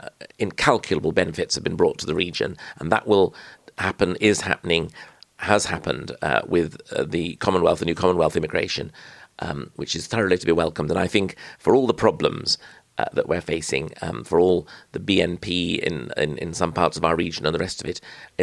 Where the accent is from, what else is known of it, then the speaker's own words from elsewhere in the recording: Yorkshire and the Humber, United Kingdom; my part of the North Yorkshire